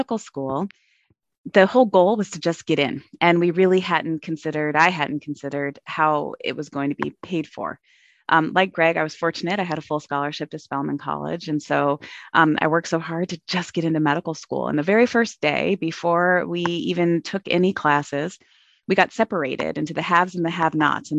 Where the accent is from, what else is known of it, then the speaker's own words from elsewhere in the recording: Arizona, United States; moved away; I'm an Arizona native